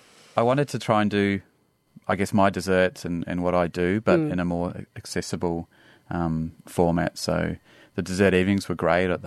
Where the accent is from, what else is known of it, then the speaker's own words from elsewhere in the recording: Dubai, United Arab Emirates; So we grew up in Dubai.